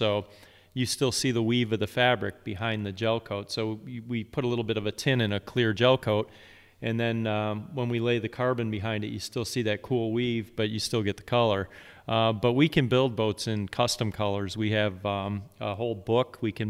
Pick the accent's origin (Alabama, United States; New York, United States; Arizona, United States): New York, United States; also born or lived in Virginia; since my dad started taking me when I grew up in Central New York, but then moved to Virginia.